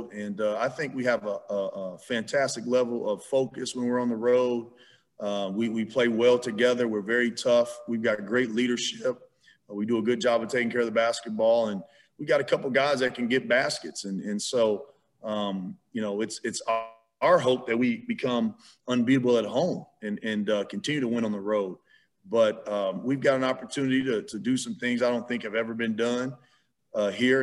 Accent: Illinois, United States; Growing up in Illinois, this snow is nothing new to me

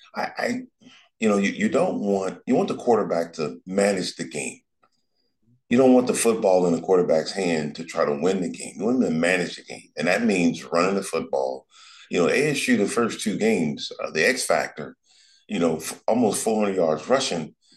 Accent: Los Angeles, California, United States; Joe and I growing up in South Central, we you know we are around gang members

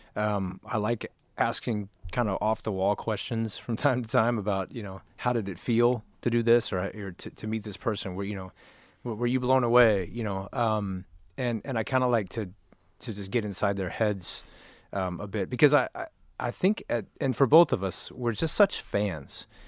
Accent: Nashville, Tennessee, United States; now in Los Angeles, United States; both of us grew up in Nashville.

